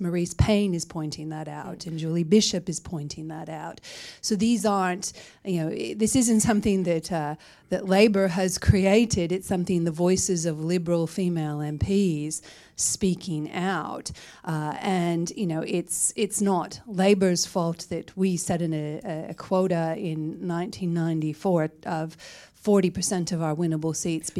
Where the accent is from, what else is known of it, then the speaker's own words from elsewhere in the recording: New South Wales, Australia; I'm from the New South Wales, right?